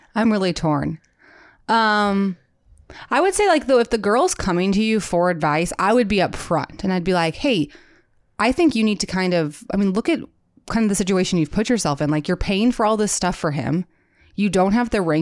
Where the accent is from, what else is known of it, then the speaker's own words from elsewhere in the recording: Midwest, United States; accent: Midwestern; my Midwestern accent